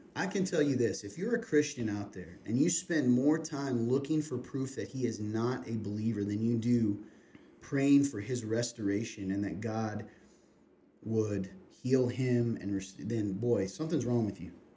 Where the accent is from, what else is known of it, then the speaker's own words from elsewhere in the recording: Kentucky, United States; moved away; the Lexington Herald, my my home state